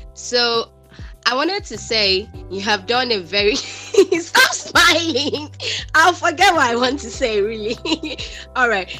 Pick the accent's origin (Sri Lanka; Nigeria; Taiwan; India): Nigeria; I'm from Nigeria.